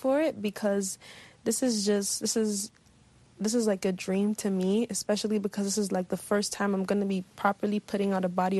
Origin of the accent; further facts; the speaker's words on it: Benin City, Edo, Nigeria; I was born in Benin City. I was raised there